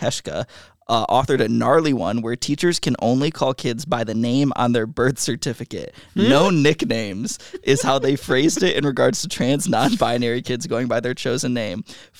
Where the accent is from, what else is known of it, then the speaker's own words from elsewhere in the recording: Michigan, United States; I grew up near Kalamazoo.